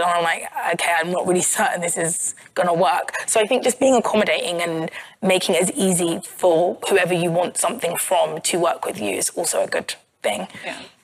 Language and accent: English; Croydon, London, United Kingdom; i'm from croydon which is in south london